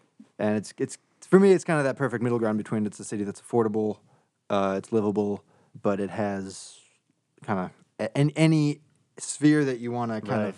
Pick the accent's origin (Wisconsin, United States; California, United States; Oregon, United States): Wisconsin, United States; Kenosha; now in Chicago, United States; I'm originally from Kenosha, Wisconsin, but I've been in Chicago for a decade.